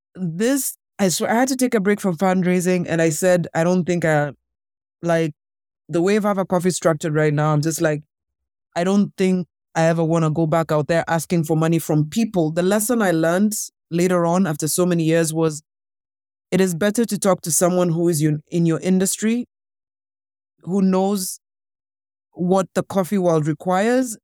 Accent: Kenya; being a Kenyan woman myself

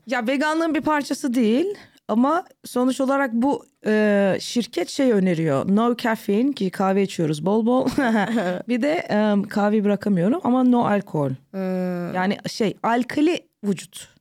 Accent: London, United Kingdom; moved away as an adult; now in Istanbul, Turkey; Bizimkiler Londra'ya taşınıyorlar. Ben orada doğdum, orada büyüdüm.

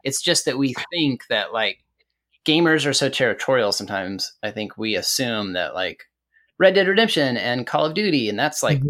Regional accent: Amarillo, Texas, United States; I grew up in Amarillo

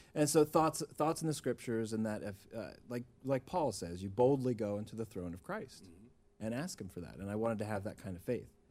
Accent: Baltimore, Maryland, United States; moved away as an adult; also born or lived in Cache Valley, Utah; now in Utah, United States; I'm from Baltimore originally. Uh, uh, grew up in the LDS Church

